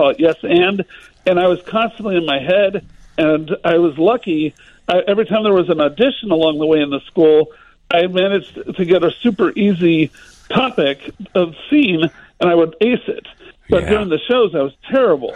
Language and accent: English; Little Rock, Arkansas, United States; moved away as an adult; I moved home to my hometown of Little Rock, Arkansas 3 years ago